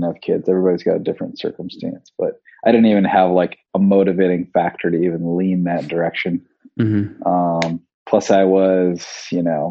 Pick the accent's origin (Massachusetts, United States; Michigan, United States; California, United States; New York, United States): Michigan, United States; West; also born or lived in Royal Oak, Michigan; I grew up in West Michigan